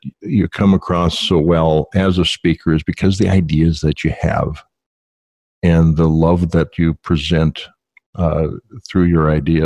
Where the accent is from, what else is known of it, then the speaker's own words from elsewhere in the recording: Valley City, North Dakota, United States; growing up in North Dakota